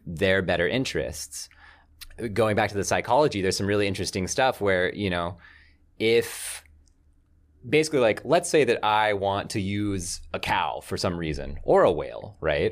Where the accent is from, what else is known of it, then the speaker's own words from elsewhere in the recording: the South, United States; I grew up in the South.